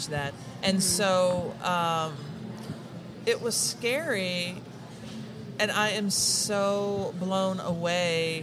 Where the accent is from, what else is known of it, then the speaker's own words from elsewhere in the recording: Tennessee, United States; moved away; I'm from Tennessee